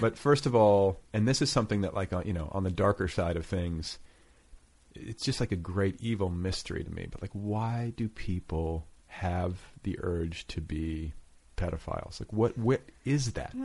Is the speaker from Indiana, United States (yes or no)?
yes; Indiana, United States; moved away as an adult; also born or lived in Colorado / Los Angeles; I was from Indiana. I was like you know I was sort of like a midwestern dude